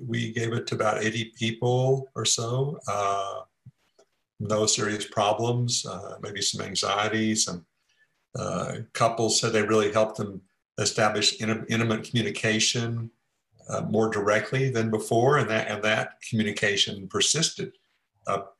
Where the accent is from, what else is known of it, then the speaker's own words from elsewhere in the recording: Port Arthur, Texas, United States; moved away as an adult; also born or lived in Bay Area, California; I grew up in Texas